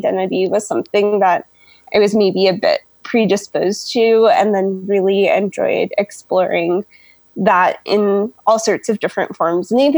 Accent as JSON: {"language": "English", "town": "Albuquerque", "region": "New Mexico", "country": "United States", "tie": "born or raised there", "also_born_or_lived": "Tacoma, Washington", "moved": "yes", "lives_now": "Colorado, United States", "said": "Growing up in Albuquerque, there was no water, there was no green"}